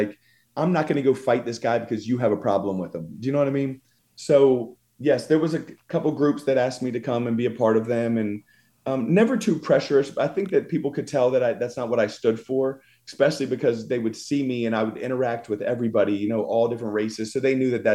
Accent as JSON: {"language": "English", "town": "Philadelphia", "region": "Pennsylvania", "country": "United States", "said": "I'm from Philadelphia and all my friends growing up were like Puerto Rican and black"}